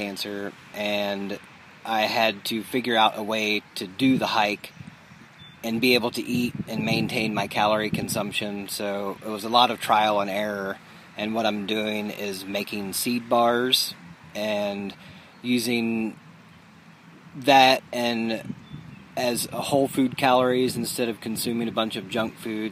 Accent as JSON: {"language": "English", "town": "Dayton", "region": "Ohio", "country": "United States", "said": "I'm from Dayton, Ohio, and I'm 42 years old."}